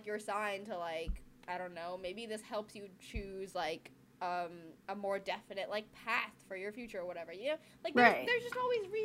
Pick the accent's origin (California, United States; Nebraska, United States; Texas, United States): California, United States; I grew up in California